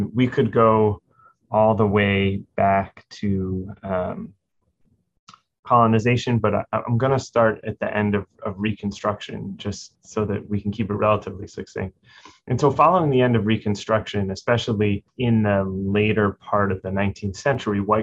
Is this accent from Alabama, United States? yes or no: no; New York City, New York, United States; growing up in New York City when I was a child